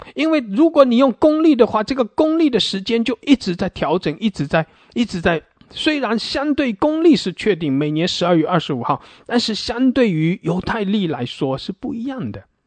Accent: China; 我们华人，我们中国人

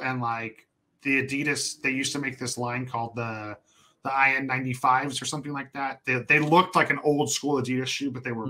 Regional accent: California, United States; also born or lived in New Mexico; I am from California

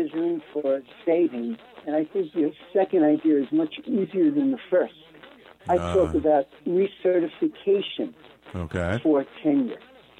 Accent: Newark, New Jersey, United States; I was born in Newark.

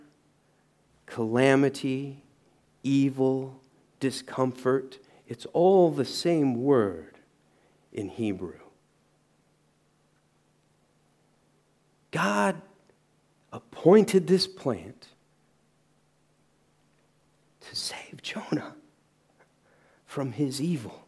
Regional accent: the South, United States; I'm from the South in the U.S.

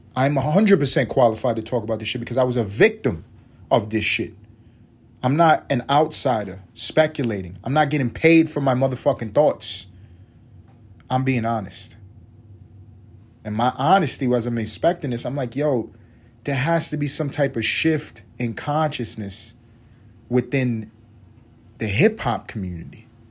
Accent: New York City, New York, United States; moved away; I grew up in East Harlem

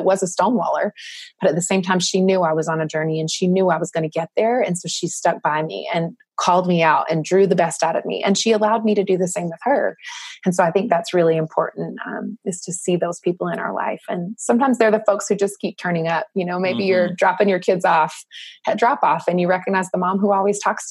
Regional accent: the South, United States; I grew up in the South

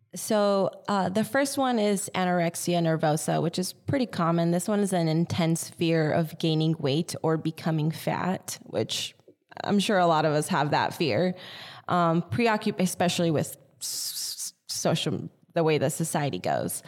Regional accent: Yucca Valley, California, United States; born or raised there; also born or lived in Artesia, California / Los Angeles County

